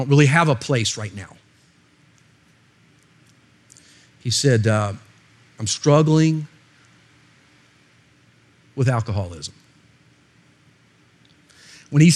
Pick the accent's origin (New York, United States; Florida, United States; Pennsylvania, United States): Florida, United States; I'm actually from Florida